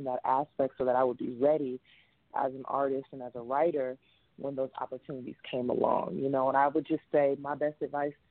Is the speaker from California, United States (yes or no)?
yes; Compton, California, United States; I'm from Compton